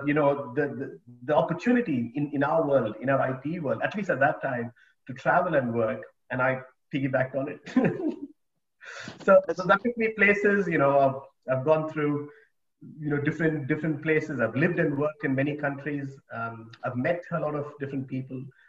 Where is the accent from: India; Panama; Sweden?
India; Bangalore, Karnataka; moved away as an adult; also born or lived in United Kingdom / Australia / Japan / New Zealand; I grew up in India, in Bangalore.